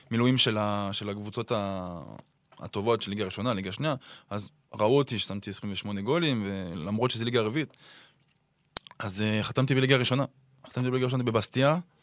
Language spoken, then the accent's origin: Hebrew; Clermont-Ferrand, Auvergne-Rhône-Alpes, France; Hebrew is a second language; moved away as an adult; also born or lived in Saint-Étienne; now in Israel; גדלתי בקלרמו